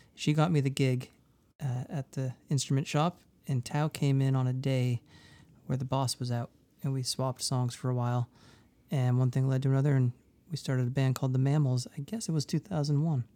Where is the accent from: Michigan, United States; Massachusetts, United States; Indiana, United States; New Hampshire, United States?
New Hampshire, United States; Durham; moved away; I grew up in Durham, New Hampshire.